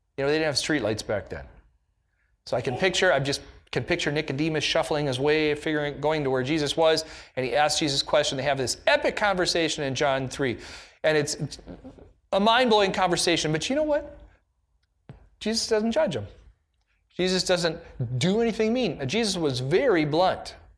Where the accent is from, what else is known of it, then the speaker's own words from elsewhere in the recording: United States; an American in the nineteen nineties